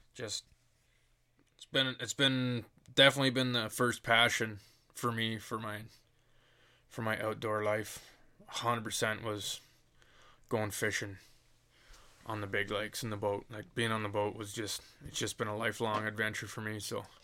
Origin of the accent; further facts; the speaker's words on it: Dorchester, Ontario, Canada; I'm born and raised in Dorchester, Ontario.